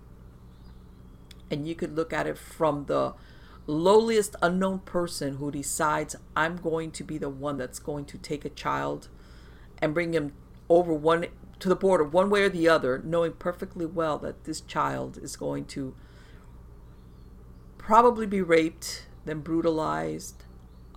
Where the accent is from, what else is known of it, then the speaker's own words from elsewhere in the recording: Miami, Florida, United States; I was born in the United States, never been to Cuba, but I grew up surrounded by the Cuban community